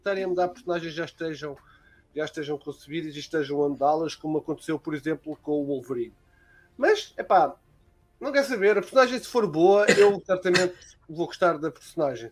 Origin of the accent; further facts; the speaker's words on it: Lisbon, Portugal; Eu sou de Lisboa